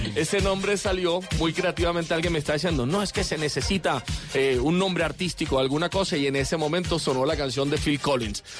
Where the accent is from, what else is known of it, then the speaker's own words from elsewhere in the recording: Barranquilla, Atlántico, Colombia; soy barranquillero